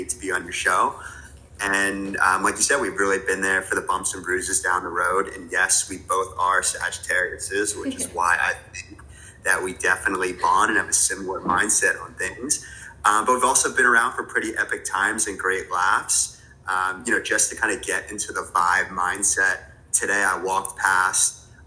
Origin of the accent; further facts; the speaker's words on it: New Jersey, United States; moved away as an adult; now in New York City, United States; I grew up in New Jersey with a very tight-knit family.